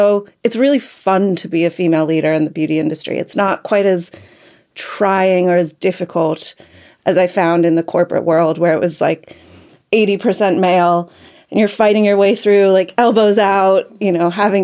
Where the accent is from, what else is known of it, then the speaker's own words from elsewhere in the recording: United States; I'm American